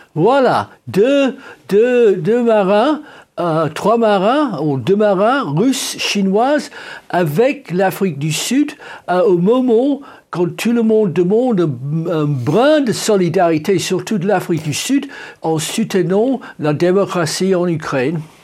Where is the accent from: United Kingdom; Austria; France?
United Kingdom; England; chez nous en Angleterre